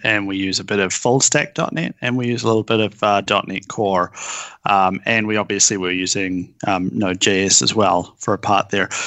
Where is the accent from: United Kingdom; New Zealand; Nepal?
New Zealand; moved away as an adult; now in Seattle, United States; I'm from New Zealand, although I hail now from Seattle